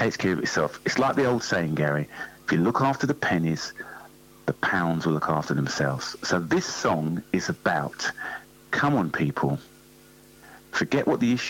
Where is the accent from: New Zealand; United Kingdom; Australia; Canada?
United Kingdom; London; growing up in North London